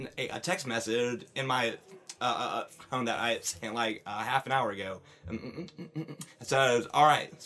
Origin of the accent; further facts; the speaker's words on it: Sevierville, Tennessee, United States; I grew up in Sevierville